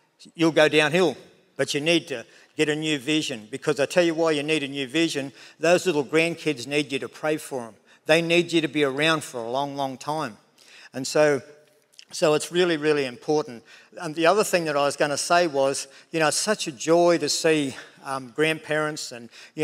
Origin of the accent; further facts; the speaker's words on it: Tenterfield, New South Wales, Australia; that dairy farm that I was brought up in Tenerfield